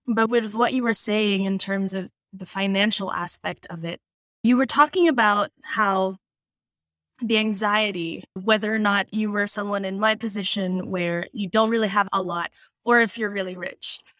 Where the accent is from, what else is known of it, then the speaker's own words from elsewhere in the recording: Philippines; moved away as an adult; now in United States; I was born in the Philippines, and I lived there until I was twenty-one